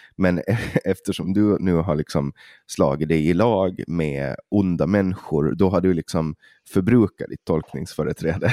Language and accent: Swedish; Åland, Finland; som ålänning och från Finland